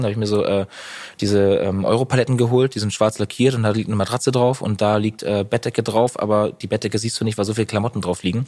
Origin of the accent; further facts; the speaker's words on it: Northern Germany, Germany; Norddeutschland ist einfach meine Heimat. Ich liebe das Meer. Ich liebe die Ostsee. Ich bin da groß geworden